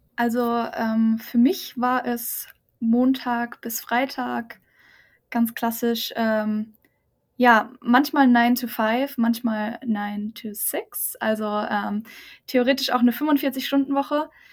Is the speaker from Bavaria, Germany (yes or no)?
yes; near Aschaffenburg, Lower Franconia, Bavaria, Germany; moved away; ich komme aus der Nähe von Aschaffenburg in Bayern, ähm, Unterfranken.